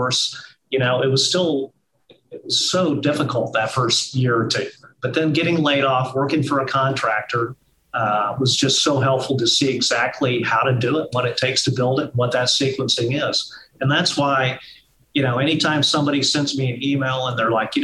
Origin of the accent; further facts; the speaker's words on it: Wichita, Kansas, United States; moved away as an adult; also born or lived in Malaysia; I grew up in Wichita, Kansas